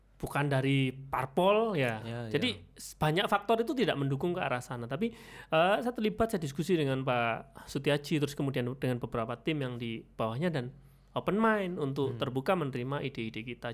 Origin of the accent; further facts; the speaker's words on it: Jombang, East Java, Indonesia; now in Malang, Indonesia; saya kelahirannya Jombang mas, tapi udah hmm. KTP Malang